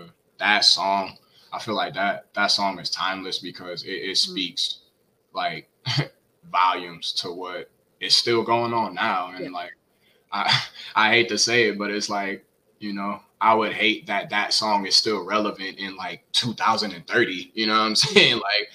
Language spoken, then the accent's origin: English; the South, United States; especially growing up in the South, like, it's so heavy. It's so heavy down here.